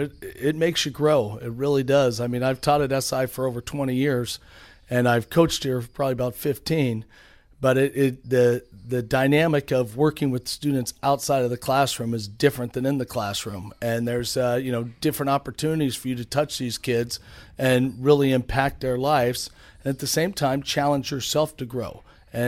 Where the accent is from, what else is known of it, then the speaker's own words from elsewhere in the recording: San Francisco, California, United States; I mean, I grew up in San Francisco